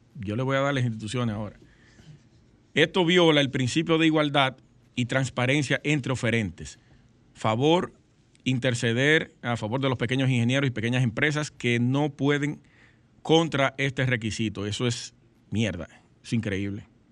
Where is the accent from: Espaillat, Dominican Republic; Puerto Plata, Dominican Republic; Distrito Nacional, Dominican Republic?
Puerto Plata, Dominican Republic; Sosúa; Sosúa, yo soy de Sosúa, mi pueblo natal